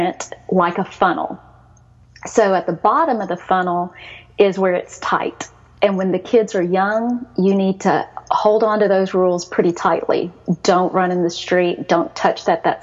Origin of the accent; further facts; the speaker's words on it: Texas, United States; accent: Southern; also born or lived in Seoul, South Korea; I was born in Seoul. I was adopted at 2.5. A lot of people will ask you, where are you from? And I'm so used to being from America that I'll say Texas